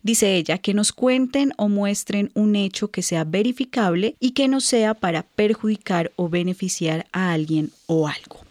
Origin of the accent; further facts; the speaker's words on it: Colombia; en nuestro país, en Colombia